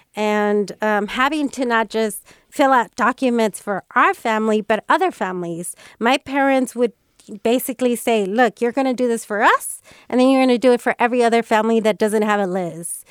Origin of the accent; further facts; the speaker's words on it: Bay Area, California, United States; growing up in the Bay Area